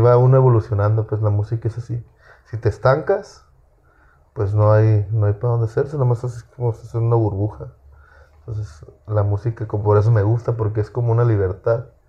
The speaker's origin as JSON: {"language": "Spanish", "town": "Apatzingán", "region": "Michoacán", "country": "Mexico", "said": "yo soy de Patzinga, Michoacán. Y ahí pues todos escuchan corridos"}